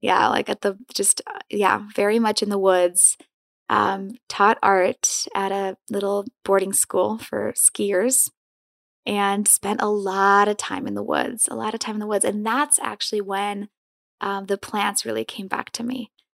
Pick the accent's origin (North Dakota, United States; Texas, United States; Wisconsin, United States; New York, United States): Wisconsin, United States; Madison; also born or lived in Poland; grew up in Madison, Wisconsin.